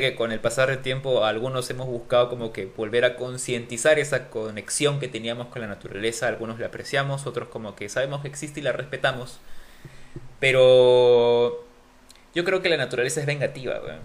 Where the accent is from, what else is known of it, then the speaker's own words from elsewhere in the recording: Peru; los peruanos somos chéveres